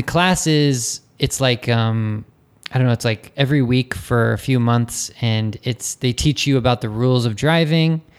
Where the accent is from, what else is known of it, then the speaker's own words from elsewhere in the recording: California, United States; moved away; I'm American